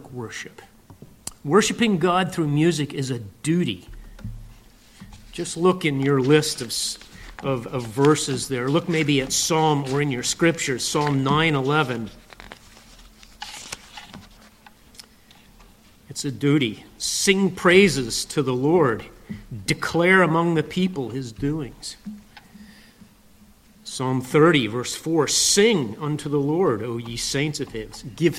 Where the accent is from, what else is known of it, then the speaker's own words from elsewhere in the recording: Lancaster County, Pennsylvania, United States; I grew up in Lancaster County, Pennsylvania